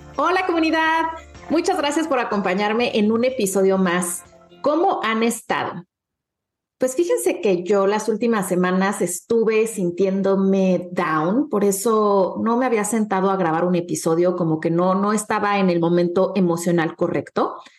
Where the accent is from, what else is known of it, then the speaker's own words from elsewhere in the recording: Acapulco, Guerrero, Mexico; moved away; Acapulco es como un segundo hogar para mí, es un lugar en el que crecí